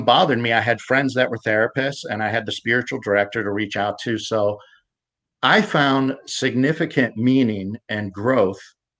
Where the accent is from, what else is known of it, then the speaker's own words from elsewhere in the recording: United States; also born or lived in Pittsburgh, Pennsylvania / Ohio; I grew up in Pittsburgh and Ohio suburbs.